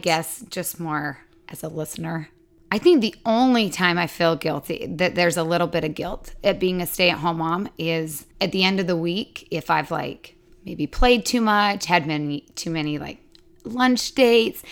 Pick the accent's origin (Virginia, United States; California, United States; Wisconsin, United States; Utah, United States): Utah, United States; moved away as an adult; also born or lived in Des Moines, Iowa; now in Texas, United States; I grew up in Utah